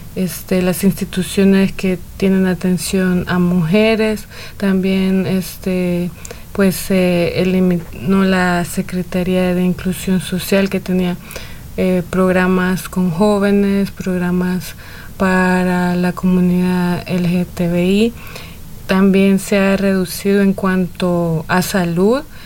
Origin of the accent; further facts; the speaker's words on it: El Salvador; soy del Salvador